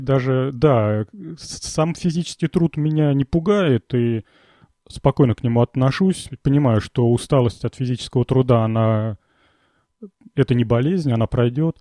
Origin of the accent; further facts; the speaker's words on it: Volgograd, Volgograd Oblast, Russia; я из Волгограда